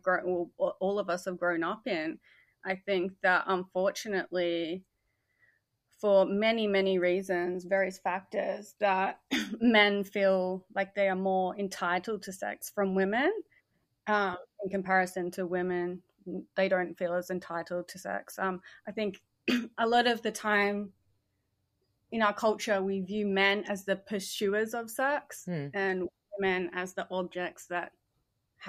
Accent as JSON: {"language": "English", "country": "Australia", "also_born_or_lived": "Perth, Australia", "said": "I'm Australian"}